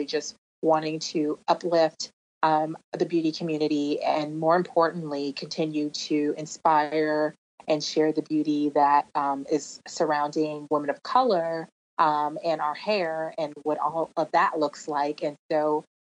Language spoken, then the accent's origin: English; Long Beach, California, United States; moved away as an adult; also born or lived in New York City; Originally from Southern California, so I grew up in Long Beach, and just out of high school and out of beauty school, I moved to New York